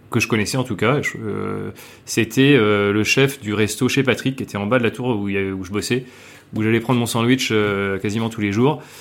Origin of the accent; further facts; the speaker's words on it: France; now in Hong Kong; On est français, on va faire les trucs que nous on aime.